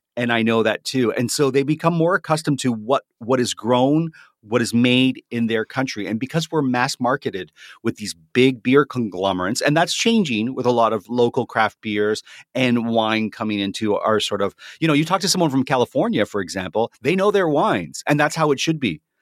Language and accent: English; Canada; I'm a Canadian